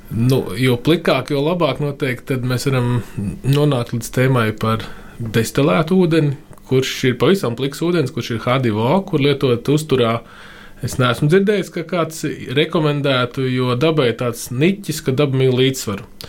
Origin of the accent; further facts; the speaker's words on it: Liepāja, Kurzeme, Latvia; moved away as an adult; also born or lived in Riga; mans personīgais piemērs ir visu bērnību dzīvojot Liepājā